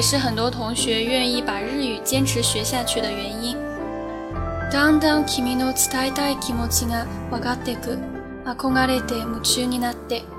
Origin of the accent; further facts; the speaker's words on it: China; 作为一个中国人